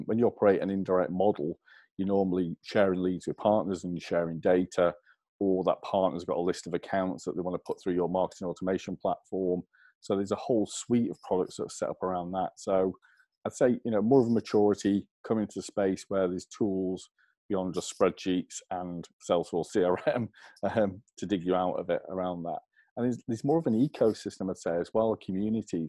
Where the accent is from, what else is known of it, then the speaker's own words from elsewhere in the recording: England, United Kingdom; accent: English; take my little English accent